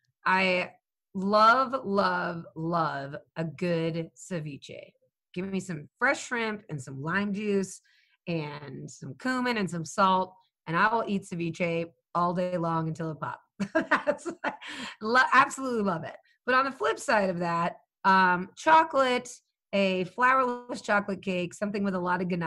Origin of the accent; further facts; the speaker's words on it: Southwest, United States; And because I grew up in the Southwest, I can serve that market.